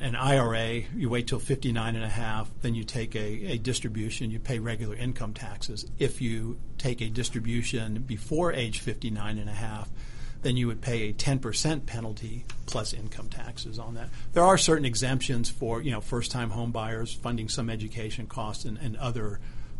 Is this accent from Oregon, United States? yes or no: no; Huntsville, Alabama, United States; moved away as an adult; also born or lived in New York City; I grew up in Alabama. Grew up in Huntsville, Alabama